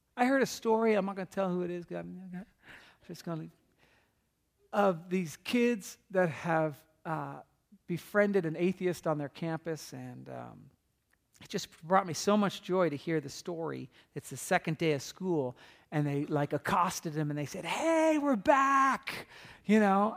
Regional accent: California, United States; I'm from California

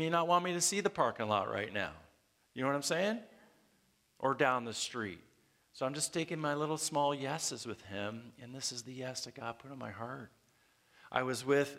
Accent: Canada; moved away; I'm from Canada and, man, I had trouble getting my immigration status

